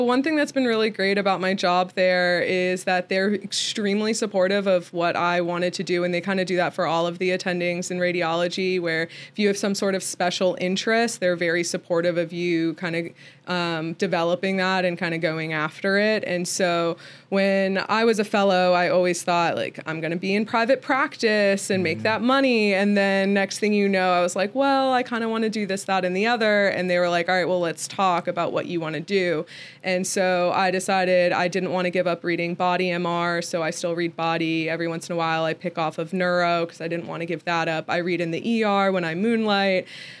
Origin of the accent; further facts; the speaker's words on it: Maryland, United States; moved away as an adult; also born or lived in Florida / Washington, D.C. / Philadelphia / Tennessee; now in Nashville, United States; originally I'm from Maryland in the D.C. suburbs, and so I moved around a lot in my medical training, bounced around from Florida